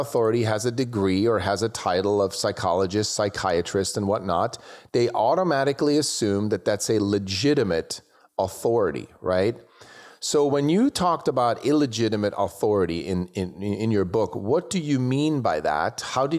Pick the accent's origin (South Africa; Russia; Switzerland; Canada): Switzerland; now in United States; I grew up in Switzerland, and when I came to the US